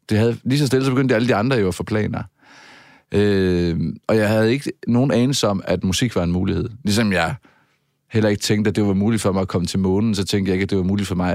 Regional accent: Southern Denmark, Denmark; now in Aarhus, Denmark; det er også rigtigt, for jeg er oprindelig fynbo, men jeg har boet, som man måske kan høre, mange år i Aarhus. Man kan i hvert fald ikke høre mit fynske mere.

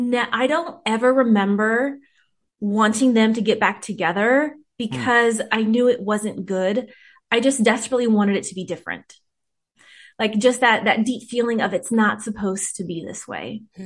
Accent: Whittier, California, United States; I grew up in Whittier, California, with mostly my mom and my two older sisters.

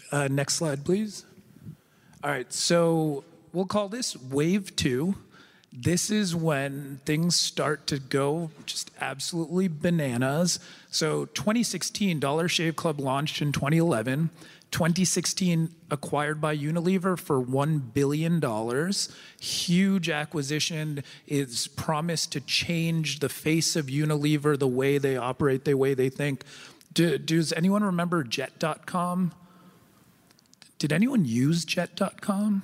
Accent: United States; as an American

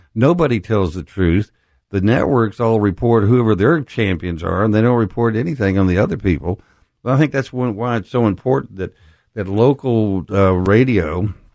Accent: West Texas, United States; now in Memphis, United States; I grew up in West Texas, the most conservative place in the world

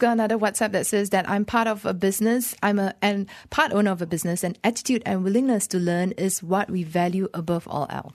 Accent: Penang, Malaysia; moved away as an adult; I'm from Penang

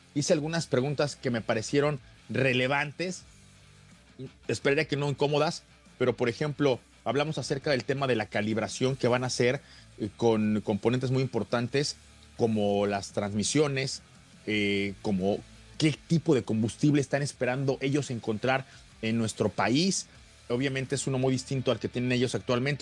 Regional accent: Mexico; un portafolio de productos que está por llegar ya a nuestro país

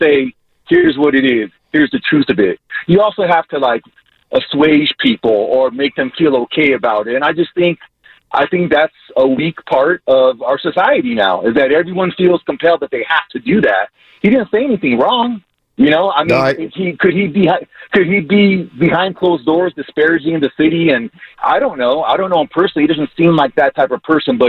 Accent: South Bay, Bay Area, California, United States; now in Denver, United States; Bay Area native. I grew up in the South Bay

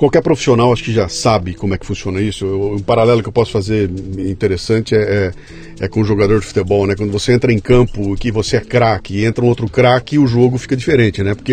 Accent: Rio Grande do Sul, Brazil; also born or lived in Rio de Janeiro / Salvador; É, eu bastante. sou gaúcho

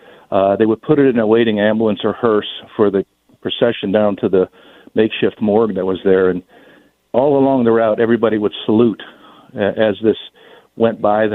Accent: New York City, New York, United States; now in Chesterfield County, United States; My father was born and raised in New York City. I grew up as a child in New York City. And I spent time there growing up.

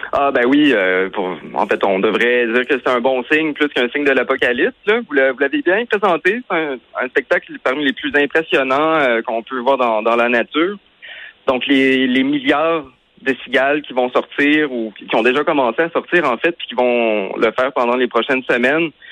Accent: Quebec, Canada; chez nous au Québec

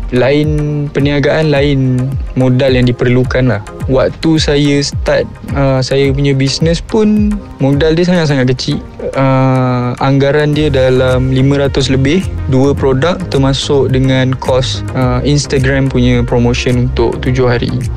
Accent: Ampang, Kuala Lumpur, Malaysia; also born or lived in Seremban; saya berasal dari Ampang, Kuala Lumpur

